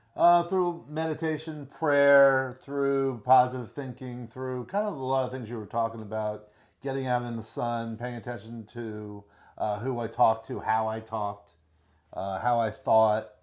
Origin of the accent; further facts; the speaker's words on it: Miami, Florida, United States; Born and raised in Miami